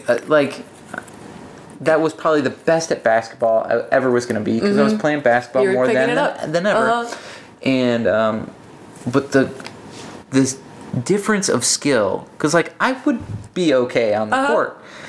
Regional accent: South Carolina, United States; I'm from South Carolina

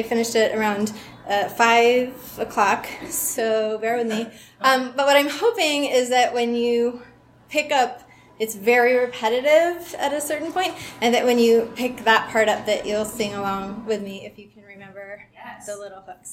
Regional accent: Vermont, United States; moved away; I grew up in Vermont

